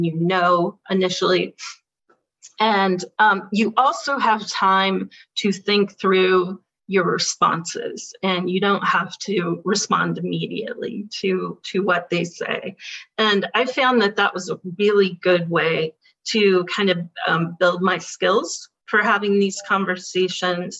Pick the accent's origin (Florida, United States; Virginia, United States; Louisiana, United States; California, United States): California, United States; Berkeley; I'm a liberal from Berkeley.